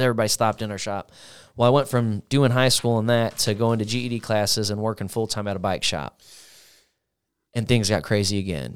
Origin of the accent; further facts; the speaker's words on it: Granite City, Illinois, United States; also born or lived in Parkway; I was born in Granite, uh, lived in a pretty decent house, uh, on a street called Wanda